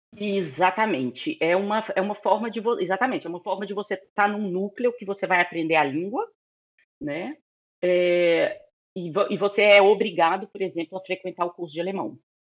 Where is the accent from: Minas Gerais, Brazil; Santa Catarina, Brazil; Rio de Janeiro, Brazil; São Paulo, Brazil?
Minas Gerais, Brazil; Belo Horizonte; moved away as an adult; also born or lived in Cologne, Germany; now in Berlin, Germany; nasci e cresci em BH, em Minas